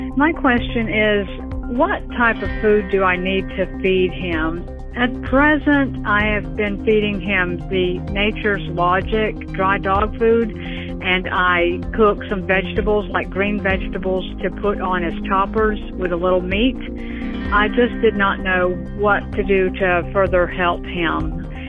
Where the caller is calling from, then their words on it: Central Alabama, United States; I'm calling from Central Alabama.